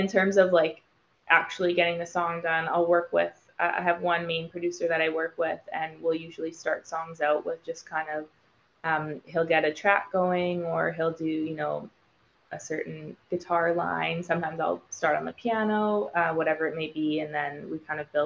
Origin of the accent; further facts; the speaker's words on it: Vancouver, British Columbia, Canada; now in Los Angeles, United States; I'm from Vancouver, Canada originally, so I do want to go back home